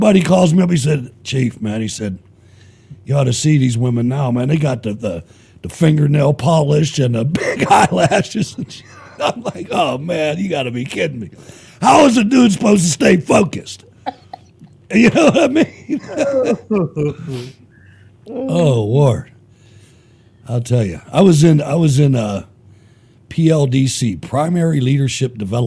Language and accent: English; Pittsburgh, Pennsylvania, United States; I grew up in Pittsburgh